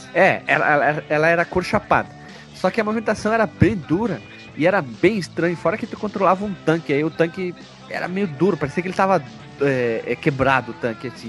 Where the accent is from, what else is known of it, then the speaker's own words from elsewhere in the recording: Brazil; A gente é brasileira, colono grosso